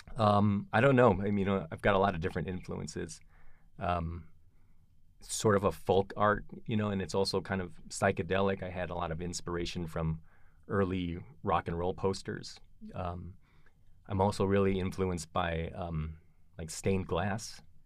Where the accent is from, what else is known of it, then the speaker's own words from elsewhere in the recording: Kalamazoo, Michigan, United States; moved away as an adult; also born or lived in Philadelphia / Ann Arbor / Tucson; now in Boulder, United States; I was raised in Michigan, in a little town called Kalamazoo.